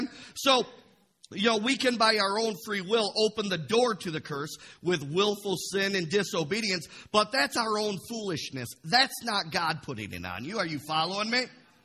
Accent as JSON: {"language": "English", "town": "Imlay City", "region": "Michigan", "country": "United States", "tie": "born or raised there", "said": "I grew up in Imlay City on a carrot farm for the first 18 years of my life"}